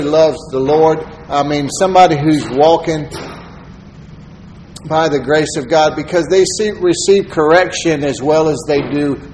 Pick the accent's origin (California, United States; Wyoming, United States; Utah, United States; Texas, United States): Texas, United States; I'm a Texan